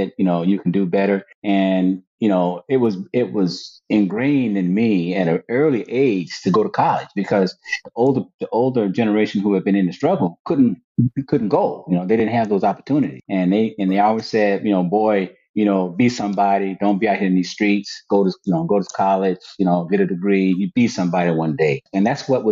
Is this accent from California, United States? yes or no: no; Alabama, United States; moved away as an adult; now in Washington, D.C., United States; I'm an Alabama boy. Bama boy.